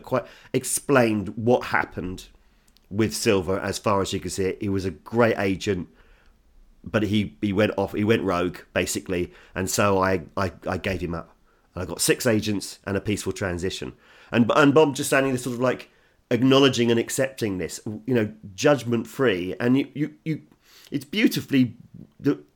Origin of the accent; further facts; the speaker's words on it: England, United Kingdom; As an Englishman